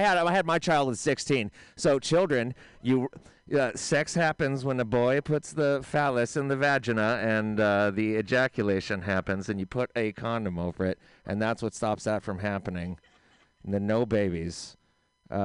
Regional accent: Oakland, California, United States; I was born in the city, but I do live in Oakland now. And because I'm from Oakland, of course, inevitably, I'm very into social justice.

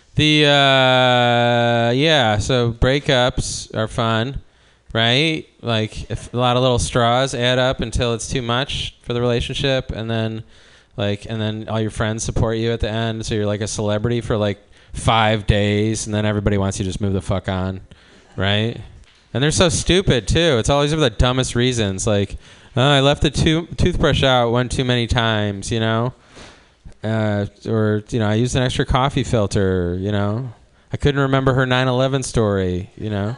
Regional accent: Cleveland, Ohio, United States; now in Oakland, United States; I'm from Cleveland

